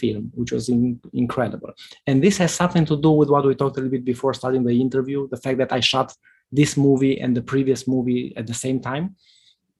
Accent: northern Romania, Romania; the small town where I grew up in Romania

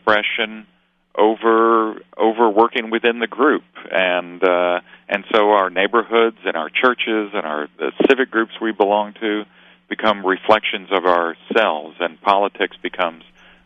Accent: Kentucky, United States; now in Austin, United States; I came from Kentucky

